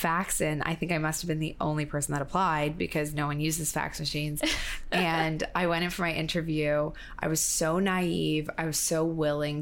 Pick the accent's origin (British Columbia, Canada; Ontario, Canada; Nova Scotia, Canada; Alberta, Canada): Ontario, Canada; Toronto; moved away as an adult; also born or lived in Montreal, Canada; now in New York, United States; I grew up in Toronto